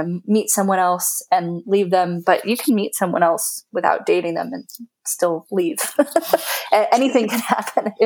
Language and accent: English; California, United States; from my background as a Californian, as an American